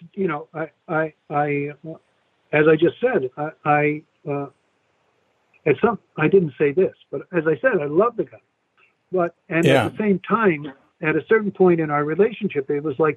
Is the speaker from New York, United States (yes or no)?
yes; New York, United States; moved away; also born or lived in San Francisco; I grew up in New York